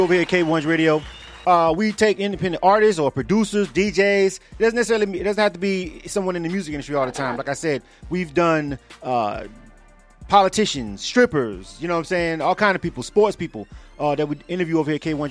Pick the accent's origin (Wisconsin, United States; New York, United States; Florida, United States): Florida, United States; Panama City; I'm from Panama City, Florida